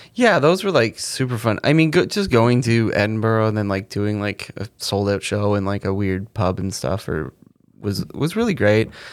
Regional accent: Canada; growing up in Canada, on the Comedy Channel

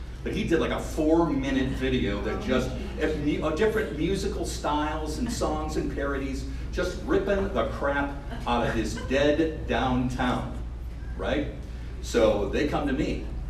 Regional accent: Ohio, United States; moved away as an adult; now in Fresno, United States; I moved here, to the city 5 years ago, fell in love with it. It's very much like my hometown back in Ohio.

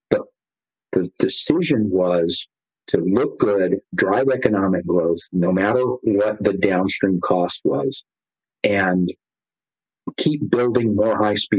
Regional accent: California, United States; I grew up in California as a kid

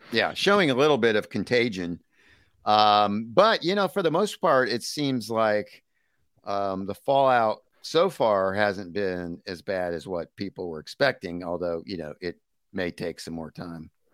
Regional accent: United States; as an American

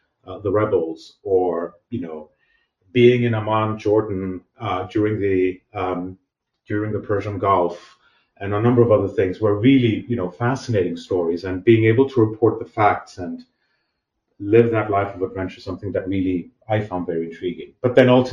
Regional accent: Athens, Attica, Greece; I was born and raised actually in Athens, Greece, where I actually did all my studies

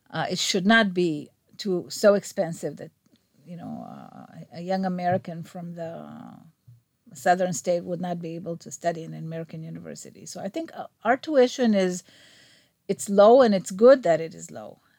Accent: Rehovot, Central District, Israel; I grew up in Rehovot.

